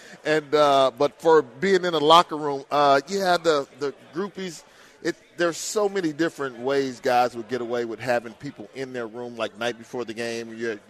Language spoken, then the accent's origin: English; Houston, Texas, United States; also born or lived in Baton Rouge, Louisiana / Minnesota; born and raised in Houston.